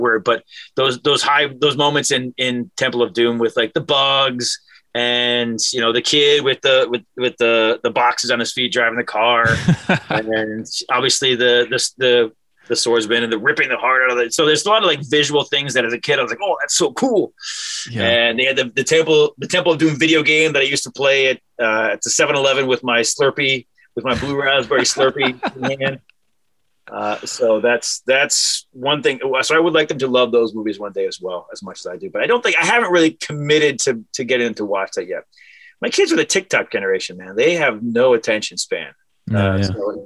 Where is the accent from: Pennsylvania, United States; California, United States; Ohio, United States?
Ohio, United States; Cleveland; growing up in Cleveland